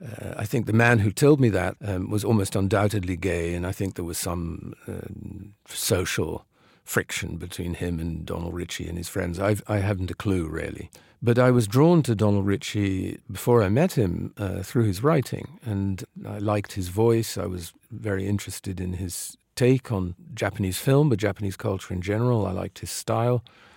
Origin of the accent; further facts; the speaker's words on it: The Hague, South Holland, Netherlands; English is a second language; The idea that glamour is always somewhere else was more the effect of growing up in The Hague, which is, it's not a village, but it's a relatively provincial city.